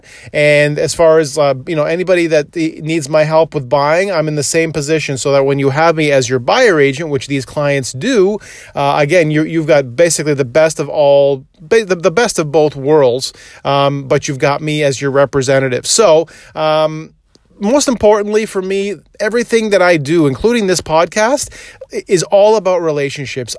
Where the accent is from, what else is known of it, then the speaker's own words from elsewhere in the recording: Toronto, Ontario, Canada; where I grew up in Scarborough, which was just on the Victoria Park in Ellesmere, not too far from there, but I grew up on that area.